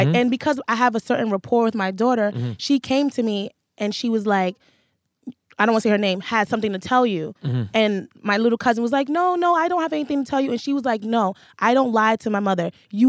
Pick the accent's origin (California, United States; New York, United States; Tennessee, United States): New York, United States; Manhattan; I'm from Manhattan, so it's MNN.